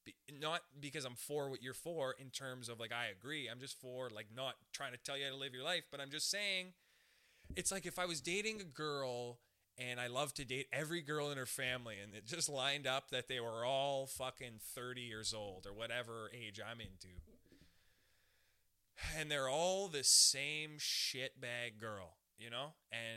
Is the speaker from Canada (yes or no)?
yes; Canada; We're Canadian. Okay, I'm Canadian. We're Canadians